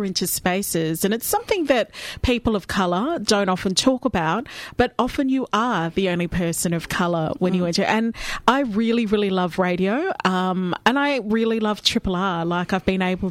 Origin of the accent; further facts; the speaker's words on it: Melbourne, Victoria, Australia; accent: Australian; I was born and bred here in Melbourne